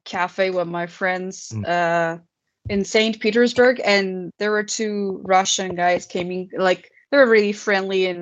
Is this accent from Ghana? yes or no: no; Iran; I was from Iran